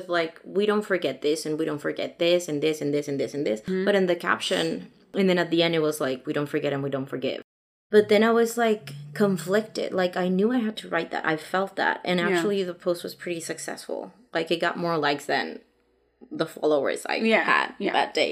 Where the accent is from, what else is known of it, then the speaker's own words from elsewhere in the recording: Mexico; first language Spanish; English is a second language; moved away; back home in Mexico